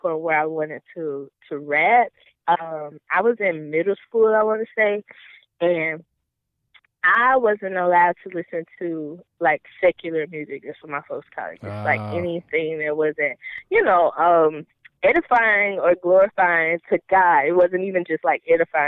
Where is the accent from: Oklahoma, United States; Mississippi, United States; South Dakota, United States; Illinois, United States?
Mississippi, United States; Goshen; I'm from Goshen, Mississippi